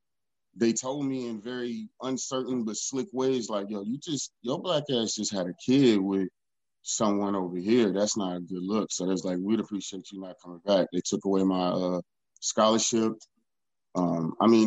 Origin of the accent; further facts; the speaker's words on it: Houston, Texas, United States; also born or lived in Alameda, California / Concord, California; I'm from Third World, Texas. That's where I was raised